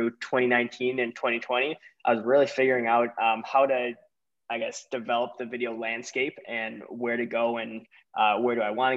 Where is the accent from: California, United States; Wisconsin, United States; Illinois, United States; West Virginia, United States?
Wisconsin, United States; Milwaukee; I'm from Milwaukee, Wisconsin